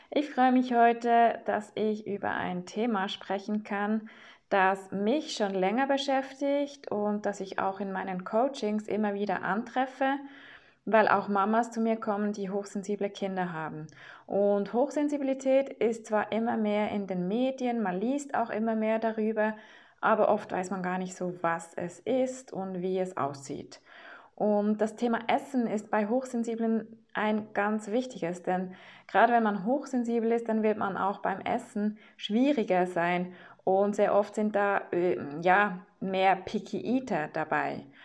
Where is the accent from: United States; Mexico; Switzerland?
Switzerland; ich bin aus der Schweiz.